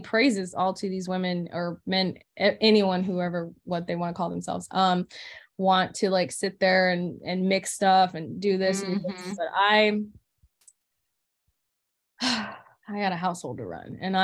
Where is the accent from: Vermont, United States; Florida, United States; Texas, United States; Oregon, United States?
Florida, United States; moved away; I'm from Florida.